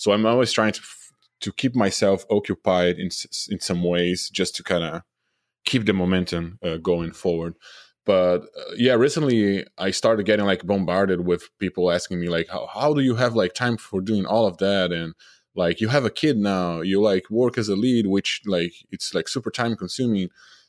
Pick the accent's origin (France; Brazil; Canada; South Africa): Brazil; English is a second language; moved away as an adult; now in United States; I'm originally from Brazil, so I moved to the U.S. 5 years ago to work at Naughty Dog. They relocated me and my wife.